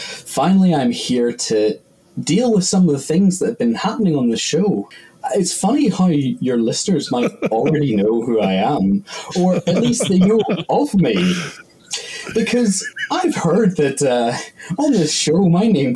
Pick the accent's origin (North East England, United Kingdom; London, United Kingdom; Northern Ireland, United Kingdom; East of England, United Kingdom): Northern Ireland, United Kingdom; accent: Northern Irish; now in Scotland; I'm half German, but I grew up in Northern Ireland and I now live in Scotland.